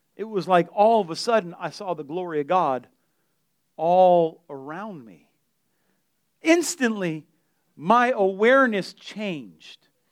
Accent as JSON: {"language": "English", "town": "Delray", "country": "United States", "said": "I'm from Delray"}